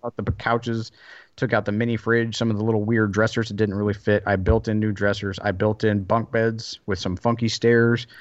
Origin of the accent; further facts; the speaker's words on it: the South, United States; moved away; also born or lived in Seattle / Belgium; I grew up in the South